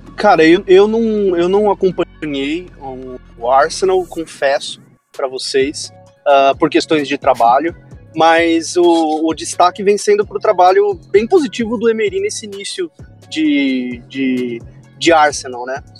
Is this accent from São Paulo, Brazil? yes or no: yes; São Paulo, Brazil; eu moro em São Paulo, sou de São Paulo